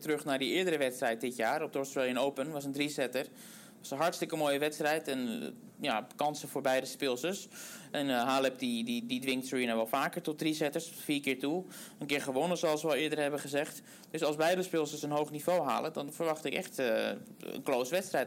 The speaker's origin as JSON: {"language": "Dutch", "country": "Netherlands", "said": "ons als Nederlanders"}